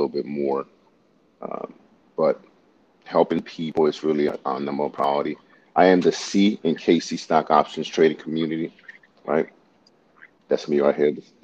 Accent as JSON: {"language": "English", "country": "Honduras", "tie": "born or raised there", "moved": "yes", "lives_now": "South Korea", "said": "I was born in Honduras, Central America"}